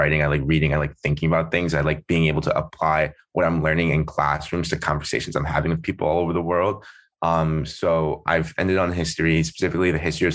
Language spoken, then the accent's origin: English; Germantown, Maryland, United States; I'm from Germantown, Maryland, which fun fact is it fluctuates, but at the time that I last looked, it was the fifth most diverse place in America. So I like grew up around a lot of diversity.